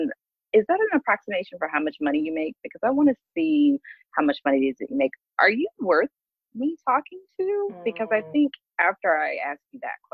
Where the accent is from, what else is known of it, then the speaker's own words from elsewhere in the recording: Mobile, Alabama, United States; moved away; also born or lived in New York / Atlanta / Portland, Oregon; That's where I'm really from Mobile, Alabama.